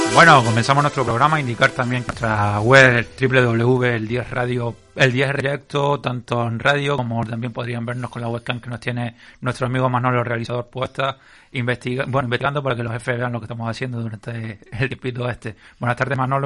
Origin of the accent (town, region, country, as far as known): Canary Islands, Spain